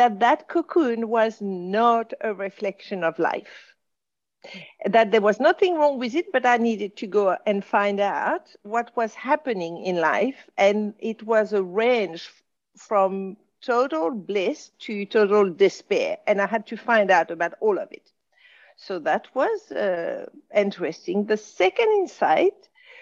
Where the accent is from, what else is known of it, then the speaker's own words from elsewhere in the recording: Casablanca, Casablanca-Settat, Morocco; accent: French; English is a second language; also born or lived in France; I was being brought up in Casablanca.